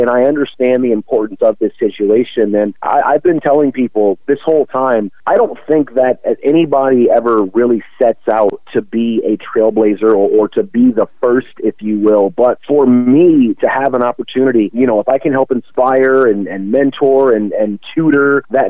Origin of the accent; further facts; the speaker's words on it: Detroit, Michigan, United States; They were my hometown team.